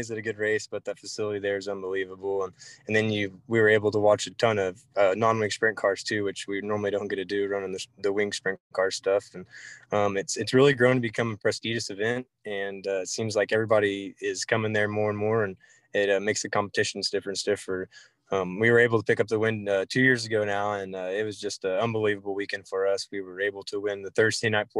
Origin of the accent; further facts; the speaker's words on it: Port City, Oklahoma, United States; I grew up around Fort City